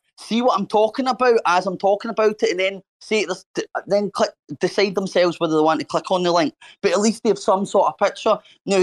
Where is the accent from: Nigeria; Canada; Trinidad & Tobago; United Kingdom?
United Kingdom; Scotland; My dad's English, and I'm Scottish. I'm from Scotland. I've been in Scotland for 30 years and brought up in Scotland